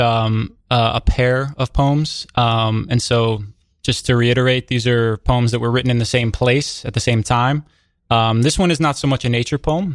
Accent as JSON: {"language": "English", "town": "New York City", "region": "New York", "country": "United States", "tie": "born or raised there", "said": "being a white kid growing up in Brooklyn"}